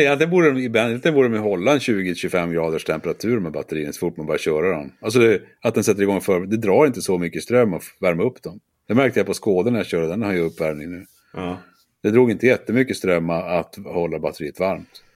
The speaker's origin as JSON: {"language": "Swedish", "region": "Norrbotten County", "country": "Sweden", "tie": "born or raised there", "said": "jag då är född och uppvuxen i Norrbotten"}